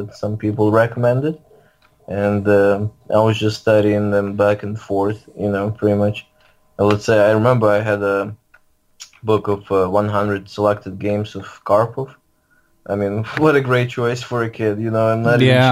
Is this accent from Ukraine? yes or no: yes; Lviv, Lviv Oblast, Ukraine; now in St. Louis, United States; I grew up in Lviv, Ukraine.